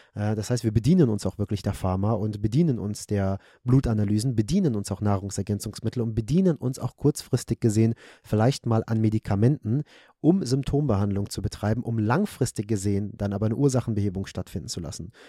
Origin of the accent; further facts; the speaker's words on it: Germany; bei uns in Deutschland